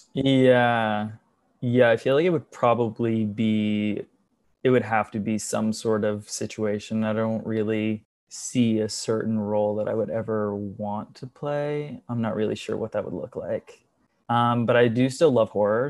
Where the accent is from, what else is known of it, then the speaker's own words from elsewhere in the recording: just outside of Charlotte, North Carolina, United States; moved away as an adult; now in New York City, United States; I grew up in North Carolina, just outside of Charlotte